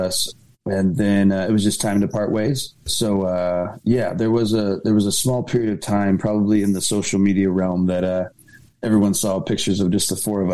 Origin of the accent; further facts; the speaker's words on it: Orange County, California, United States; we're from Orange County.